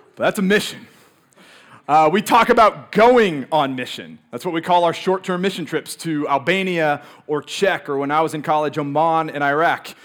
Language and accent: English; Moscow, Idaho, United States; born or raised there